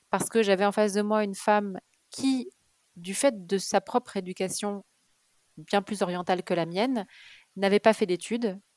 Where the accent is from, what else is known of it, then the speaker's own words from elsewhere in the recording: Kuwait; born there; je suis née euh, au Koweït, parce qu'en fait mes parents vivaient à Beyrouth quand ma mère était enceinte de moi au tout début. Et puis ils ont fui la guerre du Liban et, et ils ont atterri au Koweït.